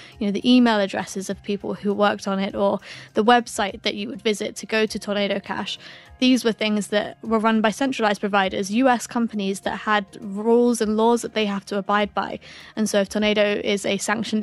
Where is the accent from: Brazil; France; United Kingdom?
United Kingdom; accent: British; my British accent